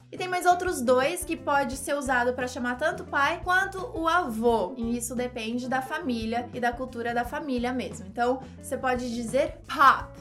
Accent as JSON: {"language": "Portuguese", "country": "Brazil", "said": "nós, brasileiros"}